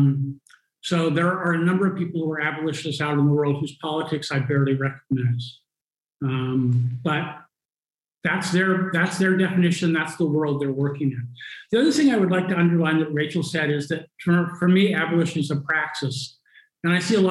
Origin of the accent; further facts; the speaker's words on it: Los Angeles, California, United States; moved away as an adult; now in Lisbon, Portugal; I'm originally from Los Angeles, California